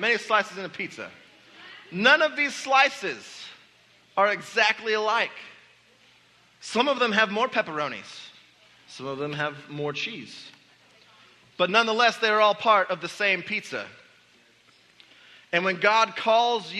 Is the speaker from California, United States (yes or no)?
no; Indianapolis, Indiana, United States; moved away as an adult; now in Southwest Missouri, United States; moving from growing up in Indianapolis, working in a church in Indianapolis with people that I knew and loved and cared about, to come to Southwest Missouri